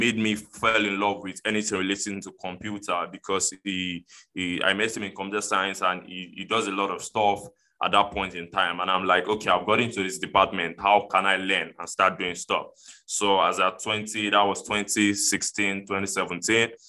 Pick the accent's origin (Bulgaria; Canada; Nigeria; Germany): Nigeria; Lagos; from Lagos, Nigeria in Africa